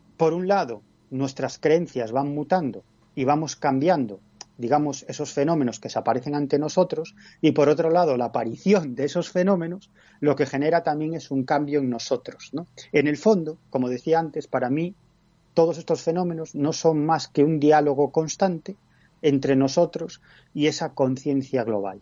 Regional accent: Galicia, Spain; en mi tierra, en Galicia

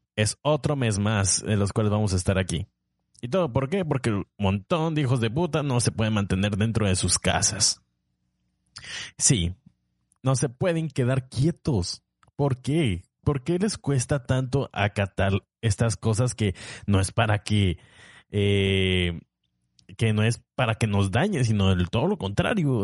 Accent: Tapachula, Chiapas, Mexico; also born or lived in Puebla / Tabasco; yo soy chiapaneco, nací en Tapachula

